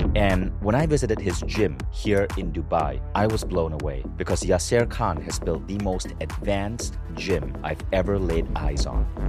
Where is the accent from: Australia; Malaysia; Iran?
Malaysia; I grew up as a kid in Malaysia